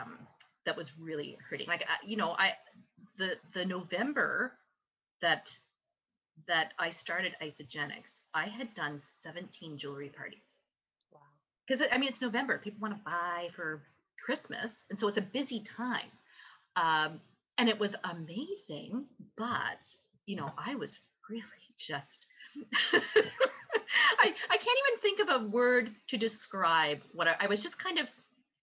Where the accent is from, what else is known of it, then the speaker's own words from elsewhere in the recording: Canada; I'm a Canadian who loves curling